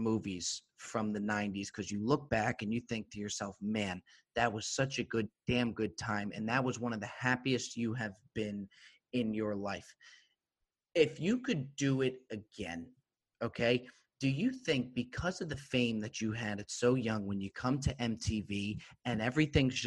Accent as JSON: {"language": "English", "area": "Morris County", "region": "New Jersey", "country": "United States", "tie": "born or raised there", "said": "Born and raised in New Jersey, Morris County"}